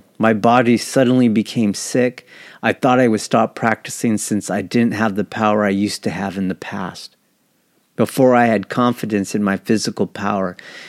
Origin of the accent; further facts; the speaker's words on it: Japan; born there; I was born in Japan, and Aikido is the greatest treasure of our nation.